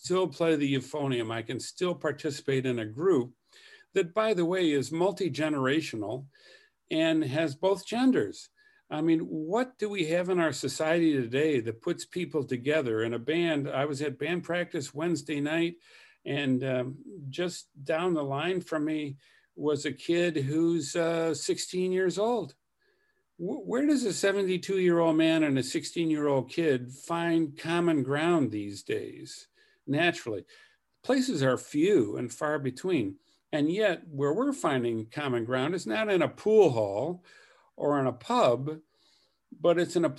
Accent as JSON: {"language": "English", "region": "Michigan", "country": "United States", "tie": "born or raised there", "also_born_or_lived": "Flint / Sheboygan", "said": "so I was born in Flint, Michigan. And then the son of Salvation Army officers, we had several appointments. And they were all in Michigan"}